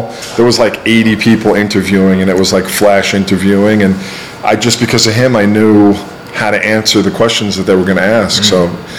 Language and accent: English; New York City, New York, United States; moved away as an adult; also born or lived in Atlanta; I didn't meet an English person or anyone from outside of Brooklyn until I was like 20 years old.